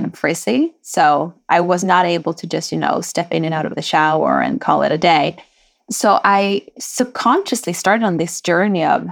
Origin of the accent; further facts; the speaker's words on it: Sweden; moved away as an adult; now in United States; My dad was a hairdresser back in Chile, but I grew up in Sweden.